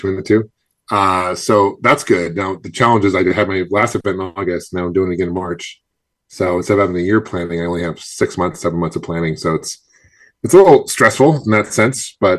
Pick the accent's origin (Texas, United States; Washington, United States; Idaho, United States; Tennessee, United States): Washington, United States; Seattle; moved away as an adult; now in Phoenix, United States; I grew up in Seattle originally, but I've been in Phoenix for probably 20 years now.